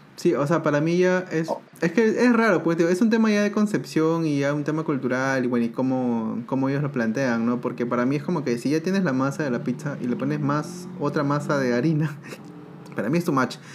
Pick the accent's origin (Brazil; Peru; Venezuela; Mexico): Peru; now in Uruguay; en Perú ya comíamos también bastante tema de lengua